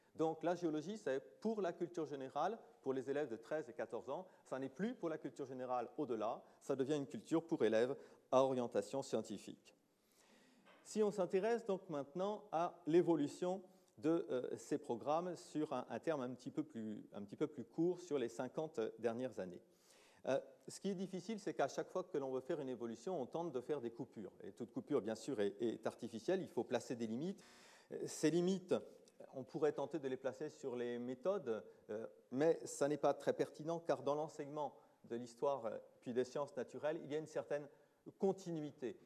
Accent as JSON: {"language": "French", "country": "France", "said": "chez nous en France"}